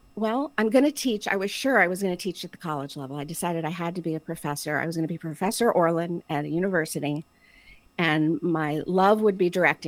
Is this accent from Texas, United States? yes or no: no; Florida, United States; moved away as an adult; also born or lived in Boston; I'm from Florida